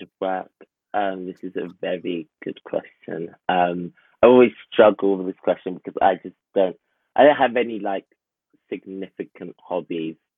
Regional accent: Enfield, London, United Kingdom; I'm from Enfield, North London

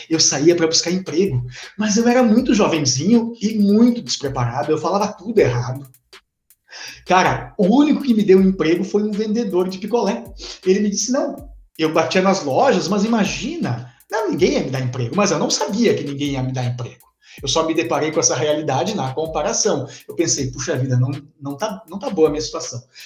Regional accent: Formigueiro, Rio Grande do Sul, Brazil; eu sou do interior de Formigueiro. É importante dizer que eu sou do interior de Formigueiro

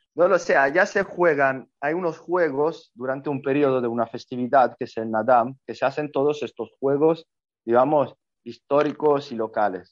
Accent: Italy; Spanish is a second language; moved away as an adult; llegué a Asia como primer italiano a jugar

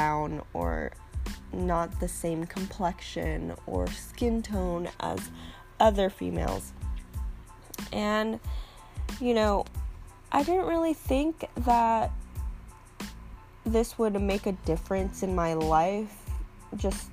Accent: California, United States; grew up in California

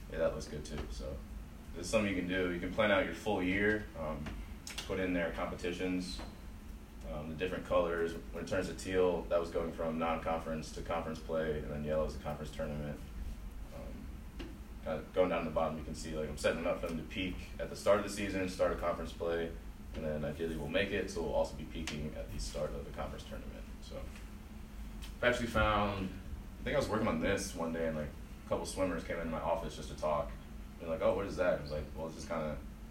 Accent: Pittsburgh, Pennsylvania, United States; moved away; I'm from Pittsburgh, Robert Morris is back home.

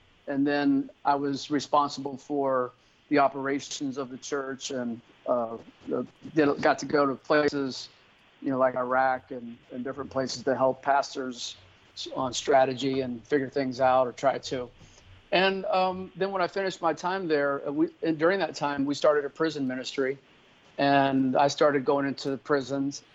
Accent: Miami, Florida, United States; I grew up in Miami

